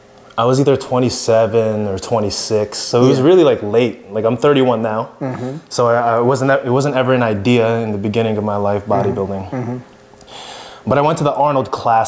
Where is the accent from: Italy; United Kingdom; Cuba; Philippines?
Philippines; I'm Filipino, 100%